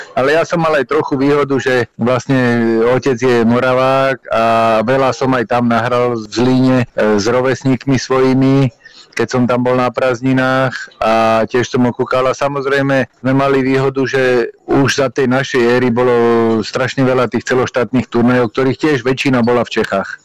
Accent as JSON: {"language": "Slovak", "town": "Prievidza", "region": "Trenčín Region", "country": "Slovakia", "tie": "born or raised there", "also_born_or_lived": "Bratislava", "moved": "yes", "said": "v Prievidzi, lebo dlhé roky som tam trávil"}